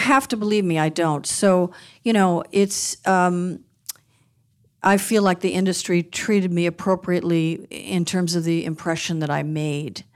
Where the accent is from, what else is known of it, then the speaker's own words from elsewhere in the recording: Beverly Hills, California, United States; Growing up in Beverly Hills